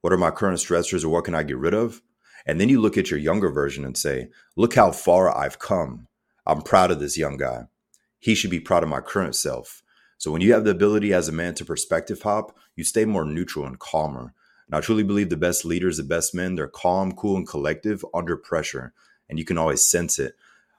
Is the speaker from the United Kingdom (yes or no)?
no; Germany; So myself, I'm mixed. So my father's African-American, my mother's German. I grew up in Germany as a child. My dad was U.S. Army 20 plus years.